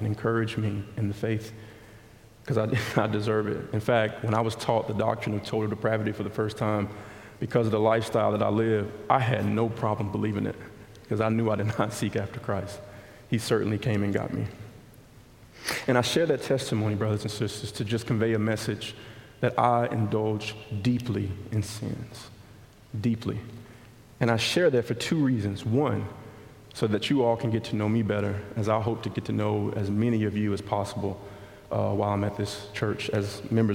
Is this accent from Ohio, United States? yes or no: no; Montgomery, Alabama, United States; I grew up in West Montgomery